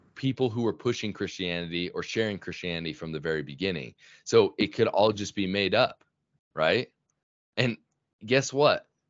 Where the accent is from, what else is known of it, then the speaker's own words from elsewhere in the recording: Sandy, Utah, United States; I grew up in Sandy, Utah, and that's actually where I still live now